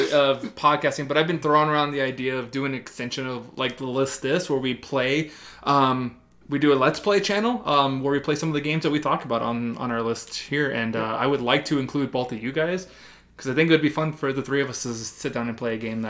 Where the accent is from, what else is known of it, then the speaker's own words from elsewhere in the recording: Colorado, United States; We are from Colorado